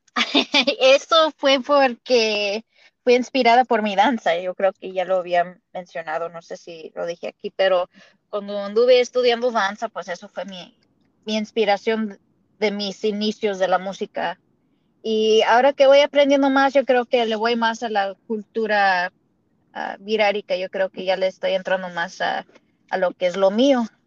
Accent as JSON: {"language": "Spanish", "country": "United States", "tie": "born or raised there", "accent": "indigenous", "said": "nací aquí en los Estados Unidos"}